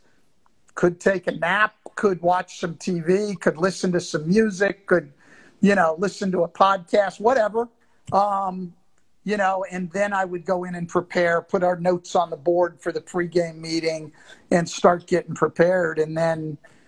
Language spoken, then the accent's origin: English; Bay Area, California, United States; moved away; also born or lived in Detroit; I grew up in the Bay Area in California